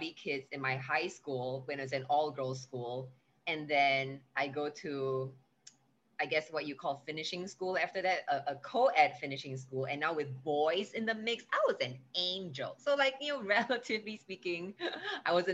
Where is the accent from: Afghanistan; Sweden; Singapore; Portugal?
Singapore; also born or lived in United States; now in New York, United States; Only for 6 weeks, and then I had to move to Singapore.